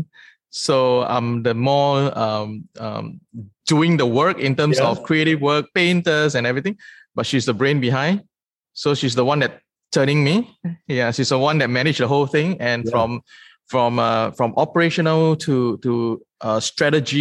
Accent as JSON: {"language": "English", "country": "Singapore", "said": "I'm from Singapore. So I'm a true-blown Singaporean."}